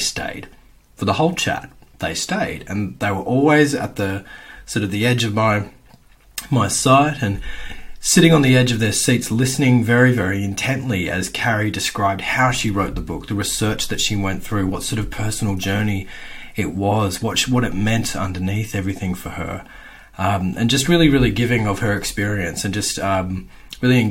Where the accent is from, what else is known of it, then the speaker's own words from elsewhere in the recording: Perth, Western Australia, Australia; I grew up in Perth's northern suburbs in the in the 80s and the early 90s